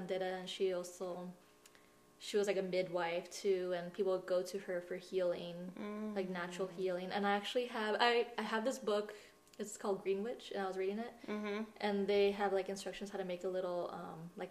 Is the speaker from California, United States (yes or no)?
yes; California, United States; now in Tucson, United States; I grew up in California